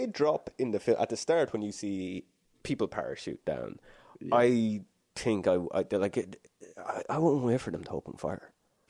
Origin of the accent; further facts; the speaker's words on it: the exact middle of Ireland, Midlands, Ireland; where I grew up in Ireland is akin to a Colorado in America.